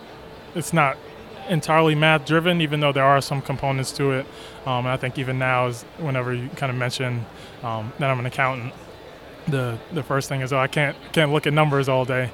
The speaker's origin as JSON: {"language": "English", "region": "New York", "country": "United States", "said": "I'm from New York"}